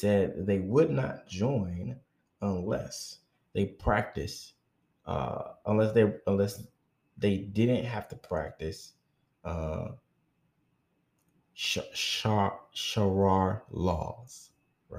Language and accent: English; United States; I am an American African child